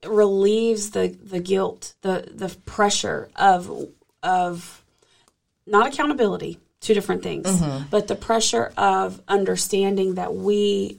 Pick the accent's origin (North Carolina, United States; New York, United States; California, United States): North Carolina, United States; Charlotte; I was visiting my hometown, Charlotte, North Carolina, for the holidays after working remotely in New Orleans for a few months